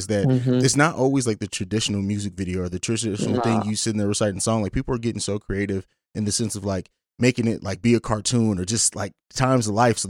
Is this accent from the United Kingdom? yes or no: no; Vicenza, Veneto, Italy; Like, I grew up in Europe. So I grew up in Italy. And so in Vicenza, that's Italy.